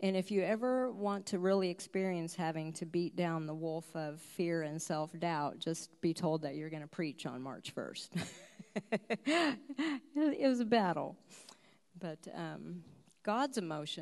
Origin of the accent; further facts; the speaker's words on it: United States; As an American